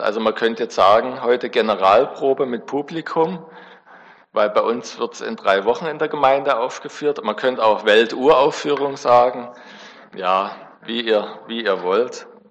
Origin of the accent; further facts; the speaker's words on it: Backnang, Baden-Württemberg, Germany; ich bin in der Baptistengemeinde in Backnang groß geworden